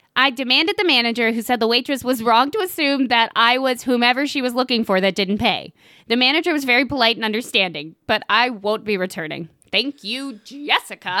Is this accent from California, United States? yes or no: no; Tennessee, United States; we're from Tennessee